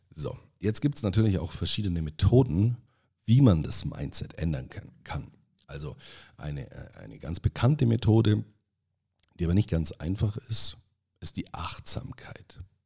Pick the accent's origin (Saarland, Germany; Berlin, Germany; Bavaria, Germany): Bavaria, Germany; Allgäu; accent: Allgäu dialect; ich spreche ab dieser Folge einfach so, im Allgäu sagt man, wie mir das Maul gewachsen ist